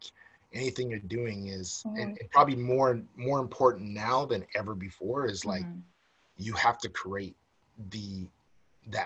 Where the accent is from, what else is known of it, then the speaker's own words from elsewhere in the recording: United States; now in Canada; I'm American